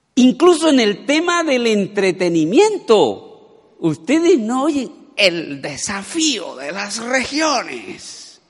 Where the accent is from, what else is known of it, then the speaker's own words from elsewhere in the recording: Colombia; todos aquí, la mayoría, somos colombianos